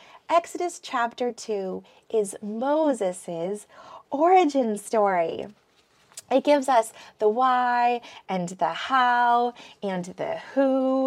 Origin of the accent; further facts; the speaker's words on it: Philippines; also born or lived in Michigan; I was born in Michigan. And then when I was a toddler, like practically a baby, my parents moved to the jungles of the Philippines. And then we lived there for a while and then moved to the city.